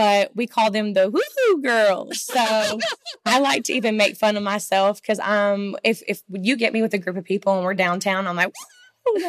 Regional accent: Nashville, Tennessee, United States; I grew up in Bellevue, the Natchez Trace Parkway

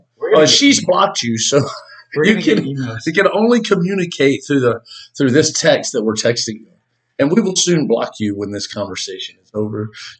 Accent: Dallas, Texas, United States; I'm from Dallas, Texas.

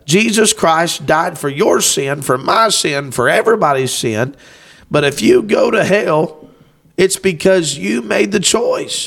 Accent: Lewis County, Kentucky, United States; we're from Kentucky

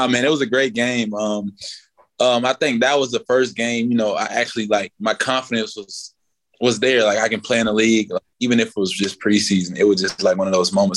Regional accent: Florida, United States; moved away as an adult; now in Cleveland, United States; Growing up in Florida

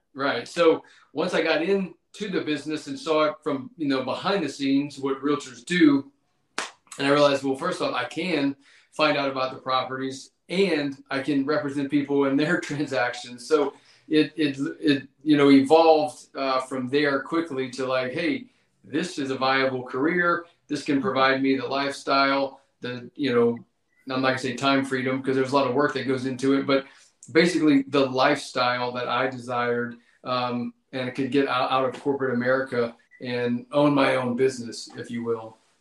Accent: Mowata, Louisiana, United States; I grew up in Mowatta, Louisiana. So again, South Louisiana

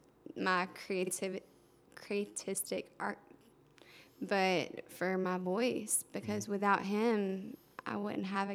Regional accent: Anderson, South Carolina, United States; moved away; also born or lived in Augusta, Georgia / Charleston / Columbus; I was born in Augusta, but Anderson's where I grew up.

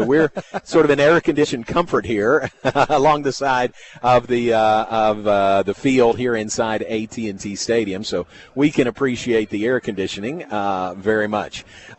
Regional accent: Danville, Kentucky, United States; now in Waco, United States; Neil is the pride of Danville, Kentucky, which is my hometown also.

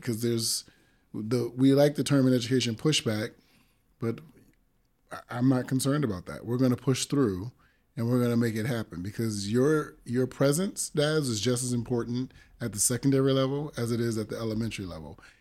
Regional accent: Springfield, Massachusetts, United States; also born or lived in Brooklyn, New York; I grew up in Springfield, Mass, when I moved there from Brooklyn, but every summer I was back in Brooklyn all summer long

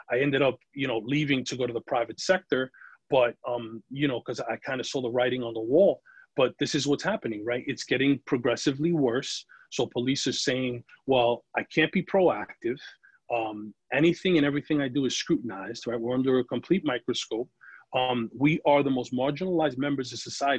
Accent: New York City, New York, United States; I grew up in the Bronx

